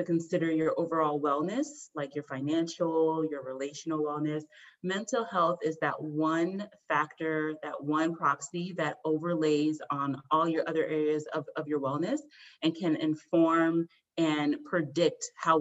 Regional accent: United States; also born or lived in Washington, District of Columbia, United States / Virginia / Montgomery County, Maryland; I grew up in Montgomery County, Maryland, born in DC, raised in Virginia. So I am from the DMV area

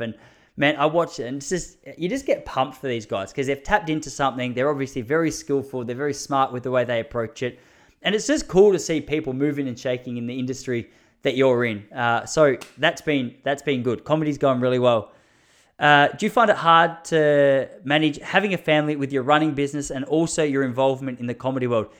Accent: Australia; as an Aussie, I just I liked how much shit he was giving us about our accent

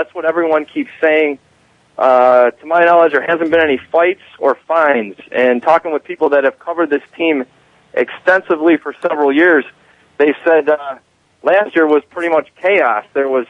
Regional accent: Lansing, Michigan, United States; I grew up in Lansing.

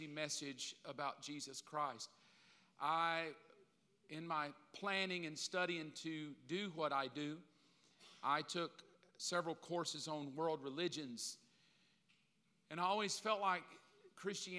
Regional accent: the South, United States; I grew up in the South, especially here

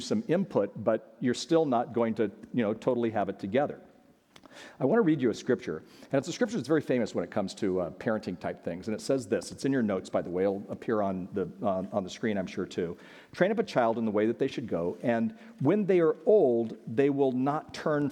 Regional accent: California, United States; my mom was pregnant and we went out to California and, now I'm from California

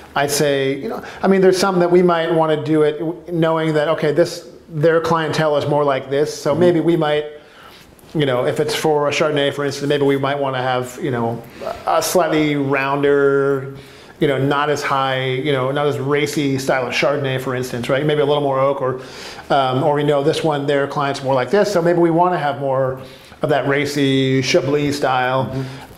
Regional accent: California, United States; now in Portland, United States; I'm from California

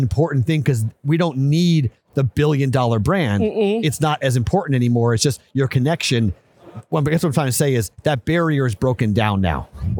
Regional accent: Massachusetts, United States; when I grew up outside of Boston, WEI was the standard

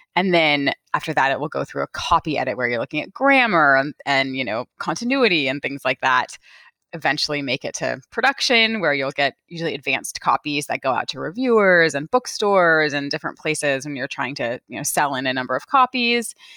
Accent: California, United States; my very favorite bookstore where I grew up in California

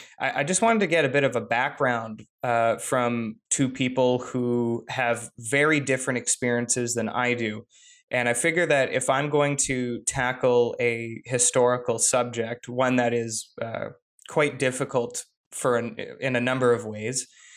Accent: Canada; But I feel that it's important as a Canadian as well to understand the perspectives that Indigenous people have.

